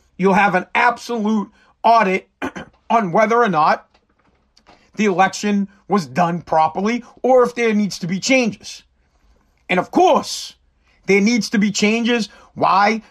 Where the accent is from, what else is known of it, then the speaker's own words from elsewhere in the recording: United States; As the American people